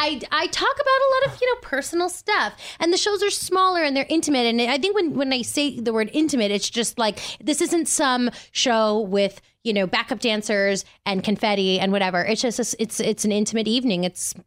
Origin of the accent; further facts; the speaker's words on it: Manhattan, New York, United States; also born or lived in Bronx; Manhattan. I was born in the Bronx and then I worked on Broadway my whole life.